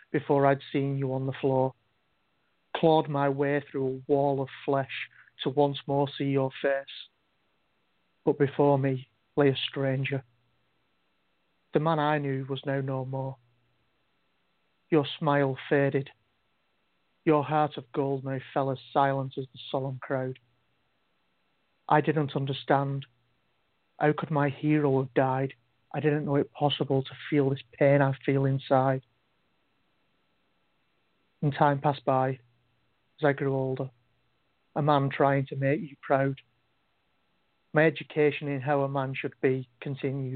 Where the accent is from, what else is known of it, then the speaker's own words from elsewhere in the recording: England, United Kingdom; now in Wales, United Kingdom; I'm actually from England, but I'm in Wales now.